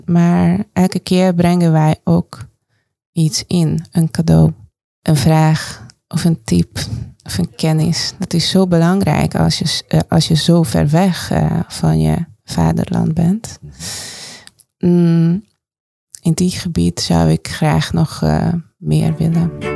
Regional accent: Hungary; Dutch is a second language; moved away as an adult; now in Netherlands; mijn vaderland, moederland, Hongarije

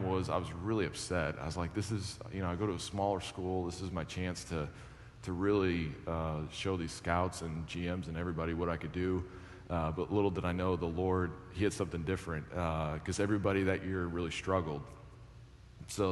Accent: Western New York, United States; growing up in Western New York

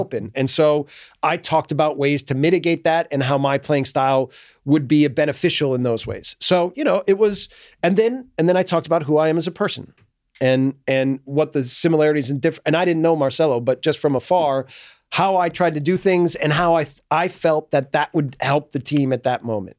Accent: United States; moved away as an adult; I get categorized for being American

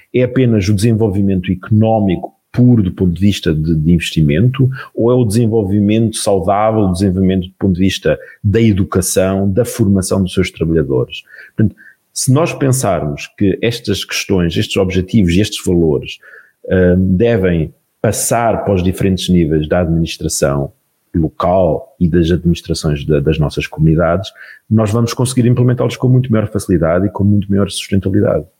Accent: Portugal; enquanto portugueses

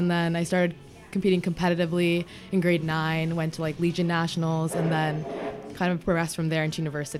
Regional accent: Winnipeg, Manitoba, Canada; I'm from Sri Lanka. I'm born here, but my parents are.

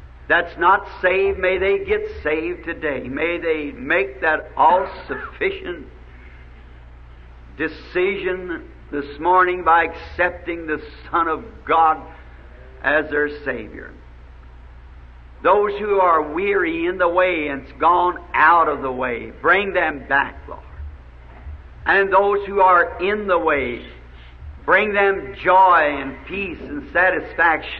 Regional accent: the South, United States; I'm a Southerner

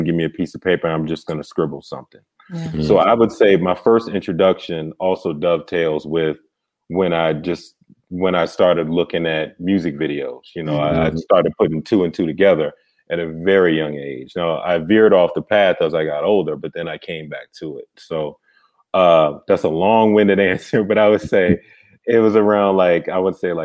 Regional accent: Landover, Maryland, United States; That's where I grew up

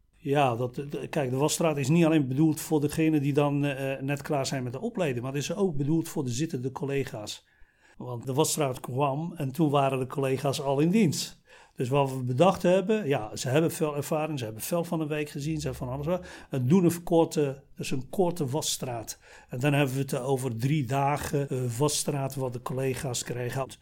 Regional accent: Morocco; moved away as an adult; now in Netherlands; geboren en getogen in Marokko. Ik ben op leeftijd van 24 eh, naar Nederland gekomen.

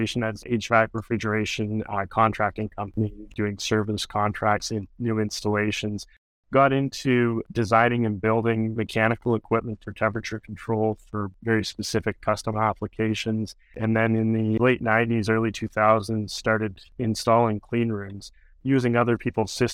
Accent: Barrie, Ontario, Canada; also born or lived in Ottawa / Kingston; I grew up in Barrie and have lived most of my life in the Barrie area.

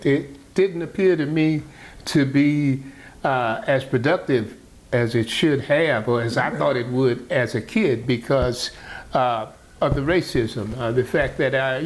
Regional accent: Baton Rouge, Louisiana, United States; also born or lived in New Orleans, Louisiana; now in Atlanta, United States; I was born in New Orleans, grew up in South Baton Rouge

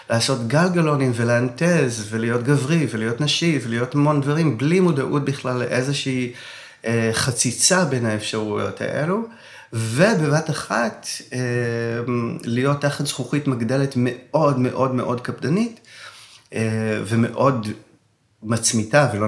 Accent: Yavne, Central District, Israel; born or raised there

